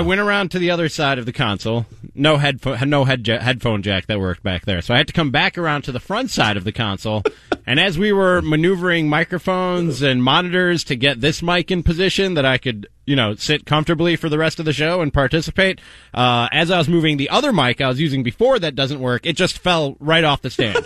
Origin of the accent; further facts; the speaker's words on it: Chicago, Illinois, United States; I grew up in Chicago watching those two guys